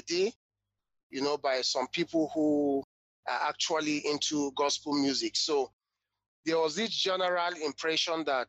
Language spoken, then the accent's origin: English; Jos, Plateau, Nigeria; I'm from Jos Plateau State, North Central Nigeria, West Africa